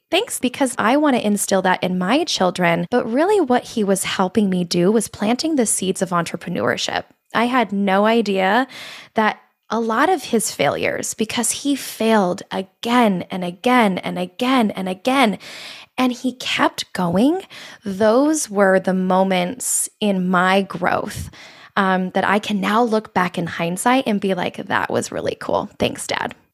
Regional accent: Colorado, United States; moved away as an adult; also born or lived in Arizona; I grew up in Colorado and I wanted to move to Arizona

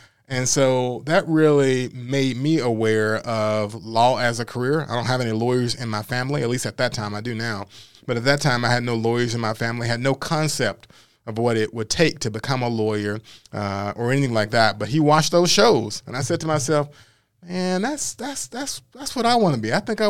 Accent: Memphis, Tennessee, United States; So born and raised here in Whitehaven area.

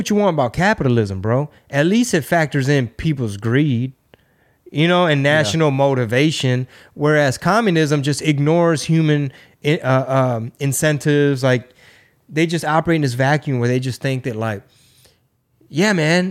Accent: Houston, Texas, United States; my hometown, Houston

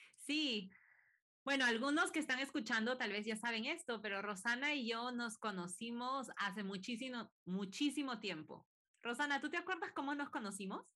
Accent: Peru; now in United States; yo sigo en Estados Unidos y, soy de Perú también

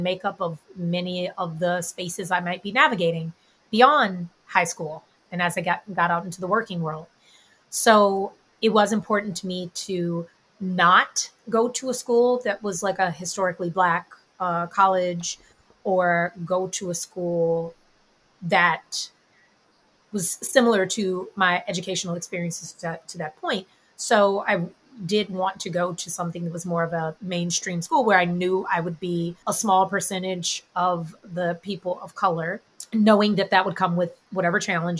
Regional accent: Houston, Texas, United States; now in New York, United States; but I am from Houston, Texas. So I'm Texan, which is an identity I still hold near and dear, regardless of whether or not I always agree with everything that's going on in my home state. Born and raised in Houston, oldest of four children.

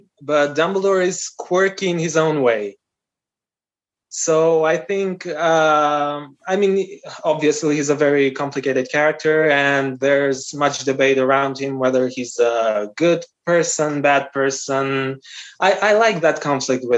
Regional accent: North Macedonia; first language Albanian; English is a second language; because I'm from North Macedonia. The official language in North Macedonia is Macedonian. It's a Slavic language. But I come from the Albanian community, so I'm a different nationality. And my mother tongue is Albanian.

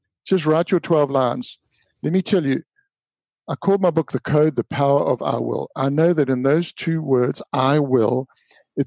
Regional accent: Durban, KwaZulu-Natal, South Africa; the little beach that I grew up with in Durban called the Bay of Plenty

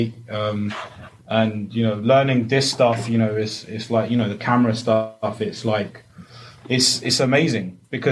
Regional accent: Ealing, London, United Kingdom; born and raised in Ealing

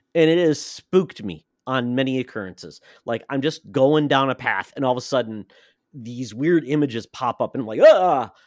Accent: Michigan, United States; I'm from Michigan

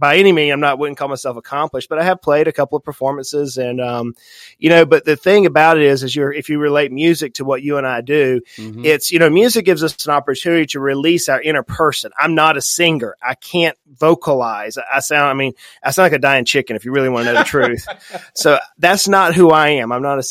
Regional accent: St. Simons Island, Georgia, United States; I grew up in the South, very deep South on the ocean. And we have a cemetery there on St. Simon's Island, Georgia

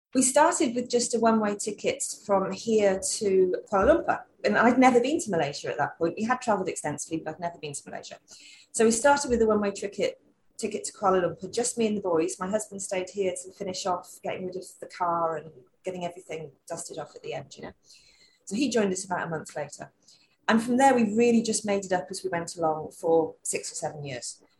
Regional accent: London, United Kingdom; moved away as an adult; also born or lived in Wales; now in Queensland, Australia; I'm a Londoner

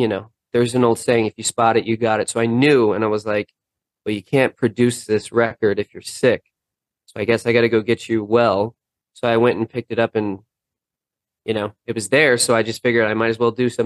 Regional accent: Los Angeles, California, United States; I grew up in Los Angeles

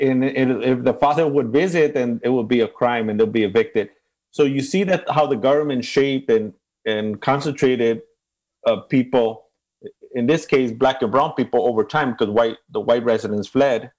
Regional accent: Los Angeles, California, United States; also born or lived in Tijuana, Mexico; growing up in Ramona Garden housing projects

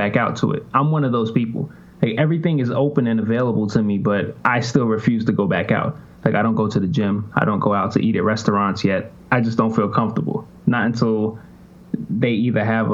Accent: New York City, New York, United States; moved away as an adult; also born or lived in Virginia / West Palm Beach, Florida; now in Spain; I'm originally from Jamaica, Queens

